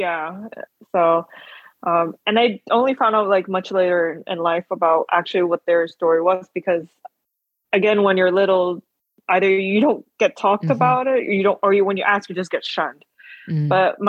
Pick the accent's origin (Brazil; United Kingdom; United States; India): Brazil; São Paulo; When I was growing up in Brazil, there's been a Taiwanese community that grew up in São Paulo. So I grew up in São Paulo.